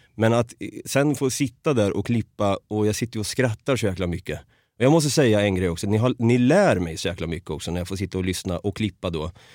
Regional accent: Norrköping, Östergötland, Sweden; Så i Norrköping är jag uppvuxen och född

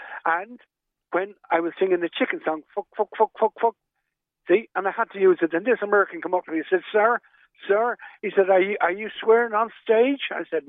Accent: Kilkenny, Leinster, Ireland; we're from Kilkenny, and we're 44 years married today.

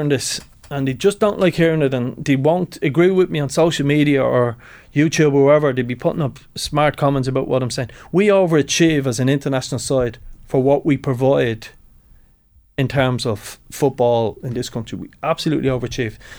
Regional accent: Tallaght, County Dublin, Ireland; I'm from Tala originally. We give Tala Town, my my first club, brilliant club

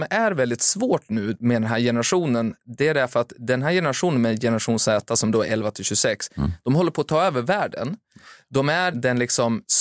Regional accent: Finland; moved away; Jag växte upp i Finland

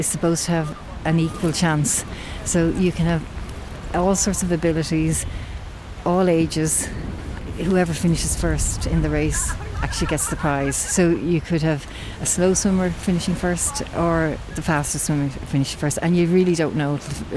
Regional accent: Dublin, Leinster, Ireland; now in Maynooth, Ireland; I am from Dublin. I was born in Dublin, and now I'm living in Maynooth in County Kildare

